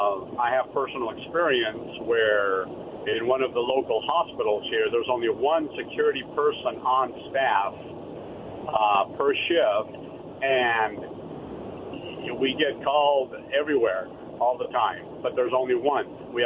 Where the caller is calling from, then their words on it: Richland, Washington, United States; from Richland.